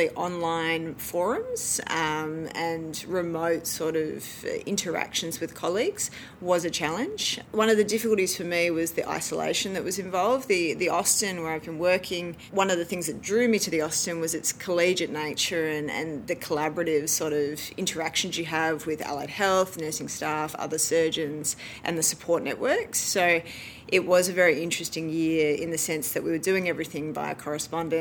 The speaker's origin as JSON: {"language": "English", "town": "Melbourne", "region": "Victoria", "country": "Australia", "tie": "born or raised there", "also_born_or_lived": "Adelaide, South Australia", "moved": "as an adult", "said": "I moved there from Melbourne, where I did my high school"}